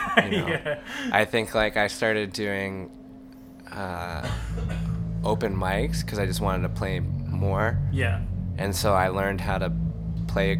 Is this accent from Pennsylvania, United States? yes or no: yes; Central Pennsylvania, United States; moved away as an adult; now in United Kingdom; growing up in Central PA, you got a little bit of everything